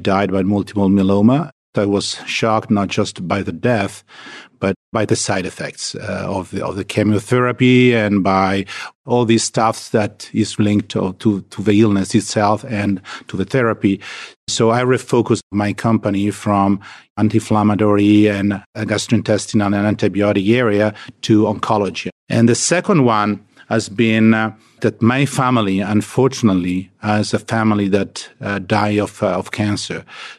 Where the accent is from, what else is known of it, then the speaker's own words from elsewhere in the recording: Lombardy, Italy; English is a second language; Yeah, I grew up in Italy, in a small village in the countryside of Milan.